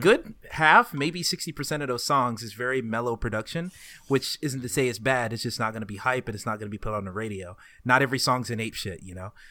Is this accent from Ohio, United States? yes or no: no; Dacula, Georgia, United States; I am from the land of Dacula, Georgia. betterwise known as that small town forty minutes outside of Atlanta